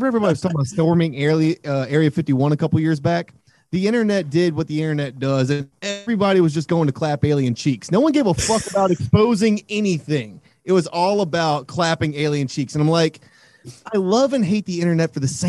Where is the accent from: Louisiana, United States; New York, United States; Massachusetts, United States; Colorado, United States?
Louisiana, United States; we're from Louisiana, so we are from pretty much every corner of the fucking continent